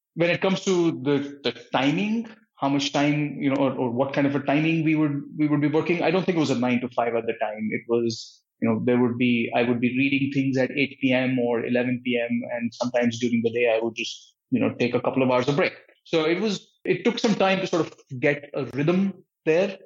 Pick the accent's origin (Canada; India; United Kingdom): India; New Delhi, Delhi; moved away as an adult; also born or lived in Patiala, India / Santa Cruz, California; now in United States; I was born and brought up in India, in New Delhi.